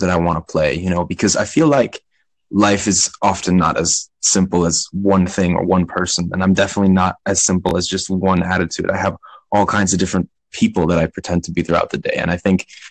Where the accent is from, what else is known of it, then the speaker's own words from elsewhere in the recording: New York, United States; now in Switzerland; I was born in New York, but I actually live in Switzerland.